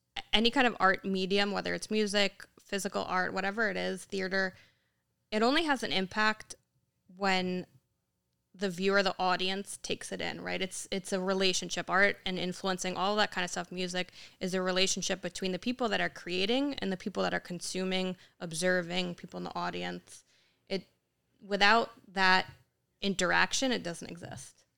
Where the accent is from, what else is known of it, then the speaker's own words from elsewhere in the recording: Yonkers, New York, United States; we grew up in Yonkers. Uh, as a kid, we moved up closer in the suburbs